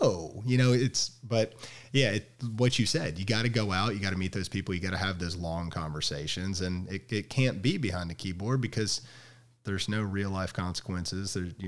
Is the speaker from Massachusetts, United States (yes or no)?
no; Memphis, Tennessee, United States; also born or lived in Alabama; now in Texas, United States; I'm from Memphis, went to Alabama